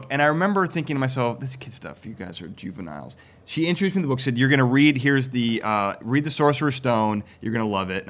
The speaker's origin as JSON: {"language": "English", "country": "United States", "said": "I'm an American"}